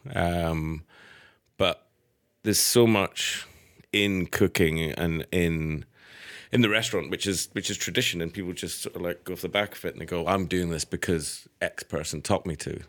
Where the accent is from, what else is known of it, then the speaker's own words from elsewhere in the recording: Edinburgh, Scotland, United Kingdom; moved away as an adult; also born or lived in Manchester; I grew up in Edinburgh